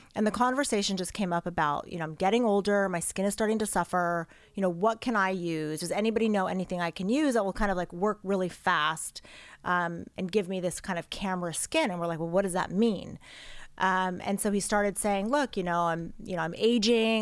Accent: Los Angeles, California, United States; I grew up here in Los Angeles in the Valley

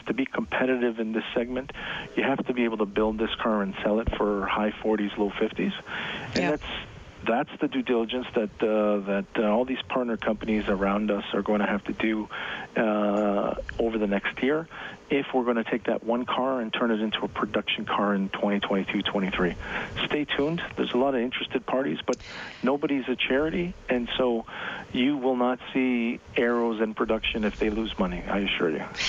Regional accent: Toronto, Ontario, Canada; I grew up in the in the Toronto area

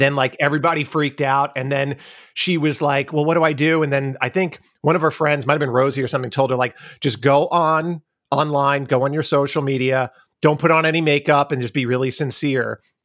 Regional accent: Long Island, New York, United States; accent: Long Island; moved away; I talk with my Long Island accent

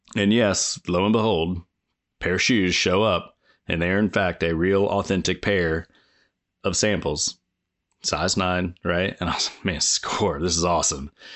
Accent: Indiana, United States; I'm just a, a kid that was growing up in Indiana, um, at the time.

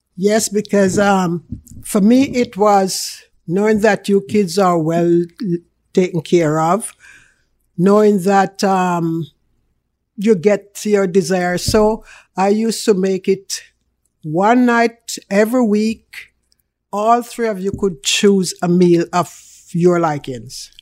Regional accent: Jamaica; accent: Jamaican; now in Canada; I am a real Jamaican. You can hear that in my accent. So it's real Jamaican

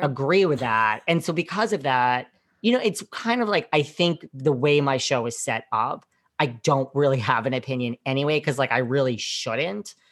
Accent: New York, United States; I'm from New York

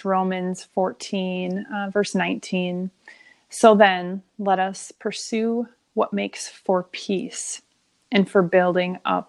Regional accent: Minnesota, United States; I'm a Minnesotan.

